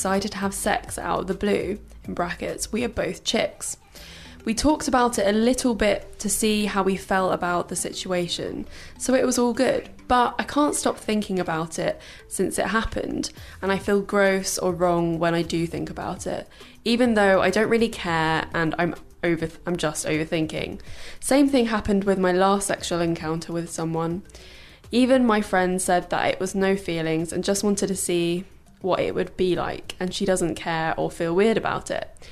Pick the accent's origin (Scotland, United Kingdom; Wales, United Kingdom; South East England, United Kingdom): South East England, United Kingdom; Brighton; I grew up in Brighton